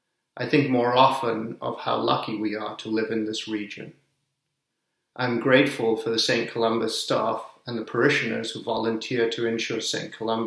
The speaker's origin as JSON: {"language": "English", "country": "Sri Lanka", "also_born_or_lived": "Zambia / Zimbabwe / England", "lives_now": "United States", "said": "I'm originally from Sri Lanka, but grew up in Zambia, Zimbabwe, and England, and then came to America."}